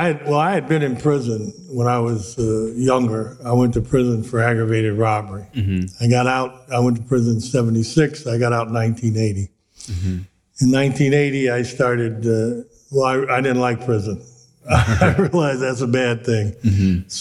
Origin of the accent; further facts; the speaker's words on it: Cleveland, Ohio, United States; I grew up in Cleveland, Ohio